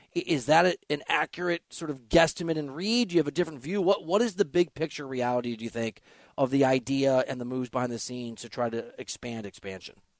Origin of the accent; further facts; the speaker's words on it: Iowa, United States; I'm from Iowa